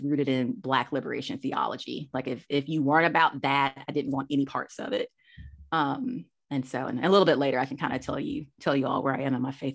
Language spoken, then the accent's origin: English; Monroe, Georgia, United States; I'm from Georgia. Grew up in a small town east of Atlanta, between Atlanta and Athens, Monroe